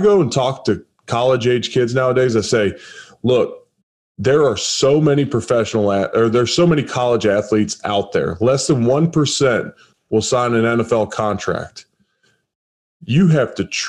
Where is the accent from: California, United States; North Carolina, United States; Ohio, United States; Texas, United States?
Ohio, United States; Cincinnati; I'm originally from Cincinnati